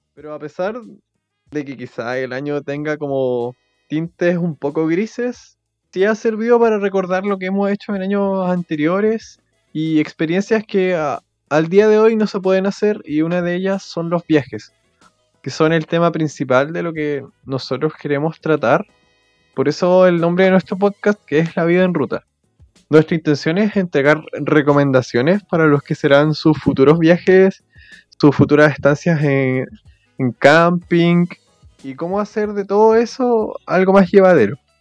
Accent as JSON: {"language": "Spanish", "country": "Chile", "said": "proyectarse uno como chileno"}